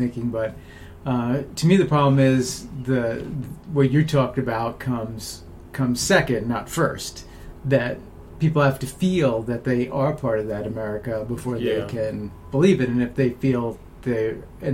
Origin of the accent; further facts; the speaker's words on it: United States; as an American, we're all Americans